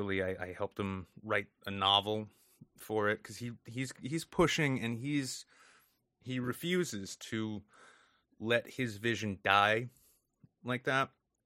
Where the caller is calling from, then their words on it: New Hampshire, United States; New England in general, and I'm speaking from New Hampshire here.